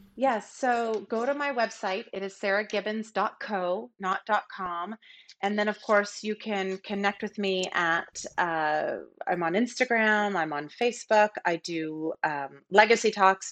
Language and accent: English; Seattle, Washington, United States; I grew up in Seattle